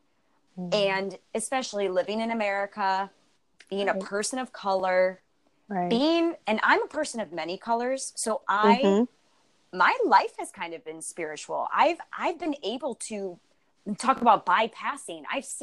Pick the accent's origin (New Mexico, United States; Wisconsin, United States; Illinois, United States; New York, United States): New York, United States; Buffalo; I'm originally from Buffalo, New York.